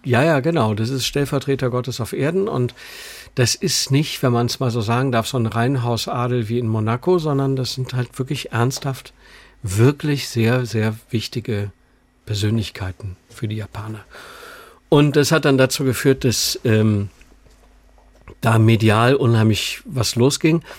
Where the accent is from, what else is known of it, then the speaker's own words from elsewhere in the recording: Düsseldorf, North Rhine-Westphalia, Germany; moved away as an adult; now in Munich, Germany; wir sind ja beide aus Düsseldorf